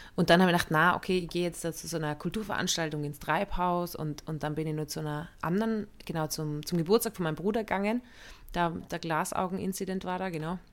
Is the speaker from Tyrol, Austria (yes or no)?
yes; Innsbruck, Tyrol, Austria; moved away; München, da wo ich aufgewachsen bin